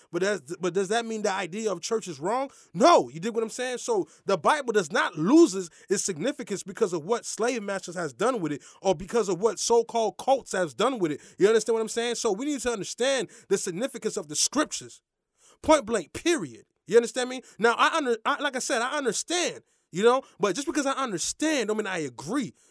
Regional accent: Lake Worth, Florida, United States; we grew up in the same neck of the woods, Lake Worth, you dig what I'm saying? I'm from Lake Worth

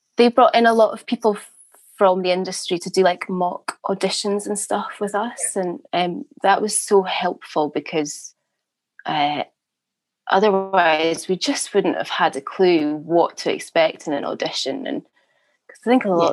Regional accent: the Highlands, Scotland, United Kingdom; moved away as an adult; also born or lived in Glasgow / Edinburgh / Durham; now in London, United Kingdom; I'm from the Highlands originally

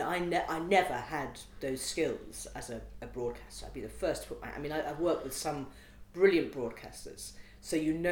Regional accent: United Kingdom; also born or lived in Liverpool / Derbyshire; I grew up in Liverpool and Derbyshire

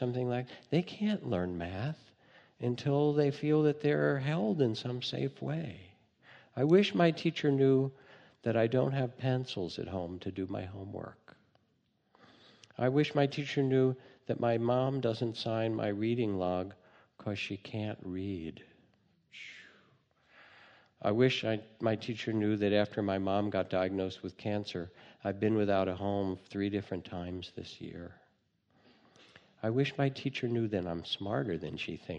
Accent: United States; being American

